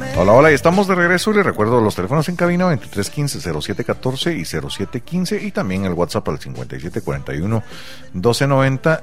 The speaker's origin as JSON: {"language": "Spanish", "country": "Guatemala", "said": "algo que define al pueblo guatemalteco es la pinche pena"}